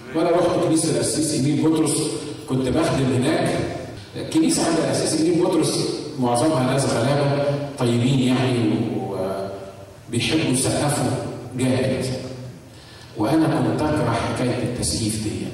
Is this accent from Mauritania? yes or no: no; Egypt; now in United States; عندنا في مصر